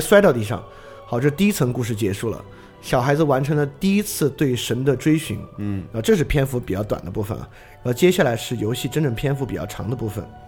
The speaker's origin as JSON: {"language": "Chinese", "country": "China", "said": "我们中国人"}